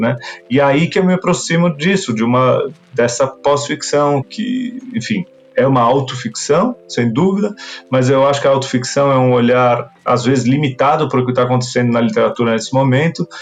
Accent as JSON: {"language": "Portuguese", "country": "Brazil", "tie": "born or raised there", "said": "meu próprio país, mesmo tendo sido o lugar onde eu nasci, onde eu vivi é, a imensa maioria dos meus dias"}